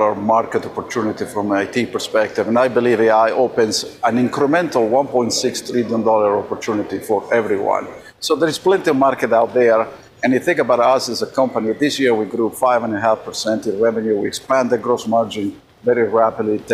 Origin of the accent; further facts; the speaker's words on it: Argentina; now in United States; I was born in Argentina